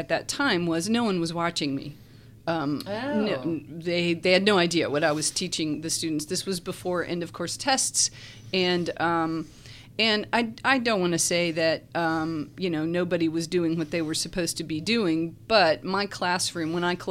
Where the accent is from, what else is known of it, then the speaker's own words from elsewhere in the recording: Virginia, United States; moved away as an adult; also born or lived in Charlotte, North Carolina; now in Lynchburg, United States; I grew up in Virginia, and then I came in 85.